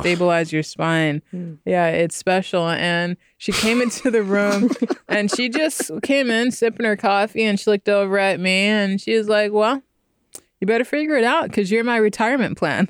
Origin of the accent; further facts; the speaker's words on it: Stockton, California, United States; moved away as an adult; also born or lived in Philadelphia, Pennsylvania; now in Bay Area, United States; until I moved to Stockton, California. So I'm from the 209